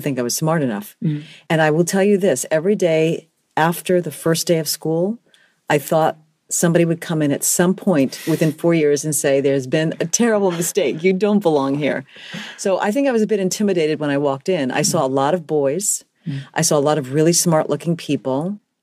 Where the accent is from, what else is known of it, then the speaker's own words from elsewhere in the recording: New York City, New York, United States; I am from the Bronx, mm-hmm. grew up in the Bronx, educated completely in the Bronx, and I still live in New York City